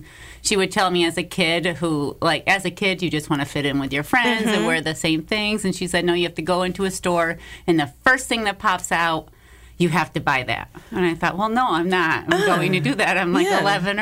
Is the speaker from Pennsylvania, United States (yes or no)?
no; Pittsfield, Massachusetts, United States; moved away as an adult; also born or lived in Los Angeles / New York; born and raised in Pittsfield, Massachusetts